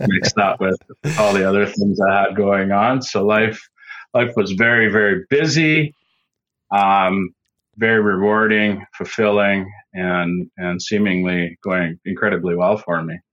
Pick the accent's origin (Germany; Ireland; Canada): Canada; Saskatchewan; I am from Saskatchewan, Canada, right in the middle of the prairies, flat land, and I grew up on the farm